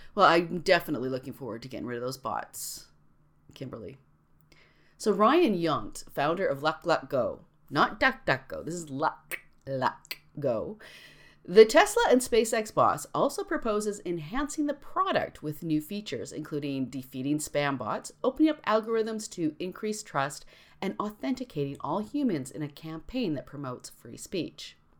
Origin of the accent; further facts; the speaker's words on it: Canada; I'm Canadian